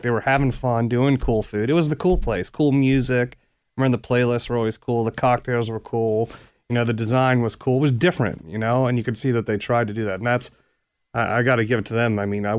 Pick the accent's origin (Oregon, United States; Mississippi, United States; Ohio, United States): Ohio, United States; Cincinnati; Yep, I grew up in Anderson Township.